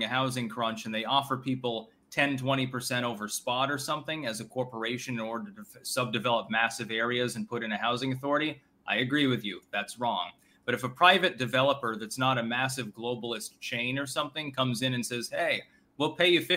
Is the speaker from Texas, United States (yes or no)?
no; Rutland, Vermont, United States; My hometown, Rutland City, is defined as urban